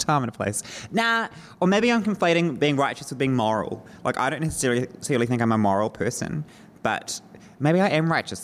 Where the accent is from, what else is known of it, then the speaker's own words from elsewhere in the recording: Northland, New Zealand; I am from Northland.